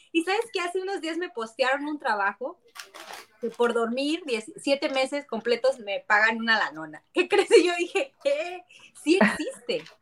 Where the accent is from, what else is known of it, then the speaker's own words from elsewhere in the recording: San Luis Potosí, Mexico; also born or lived in Guadalajara; es mi tierra, yo soy potosina